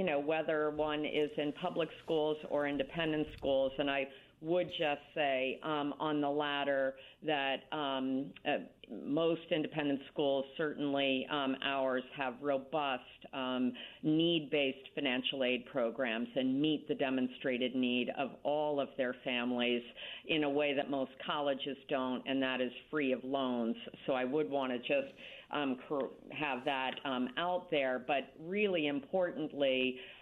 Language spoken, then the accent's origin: English; Dover, Massachusetts, United States; moved away as an adult; also born or lived in Connecticut; now in Greenwich, United States; I grew up in Dover, Massachusetts, a small town.